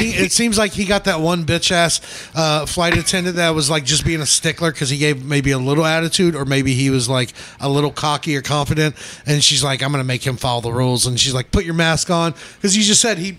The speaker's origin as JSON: {"language": "English", "town": "Baltimore", "region": "Maryland", "country": "United States", "moved": "yes", "said": "I'm originally from Baltimore."}